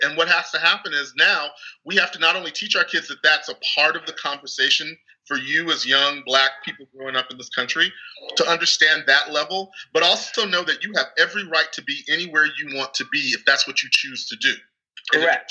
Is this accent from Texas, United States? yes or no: yes; Texas, United States; growing up in this country, especially because I grew up in Texas